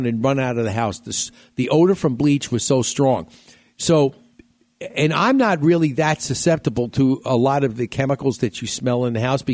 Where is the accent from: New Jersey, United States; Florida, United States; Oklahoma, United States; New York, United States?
New York, United States; moved away; when I was growing up in New York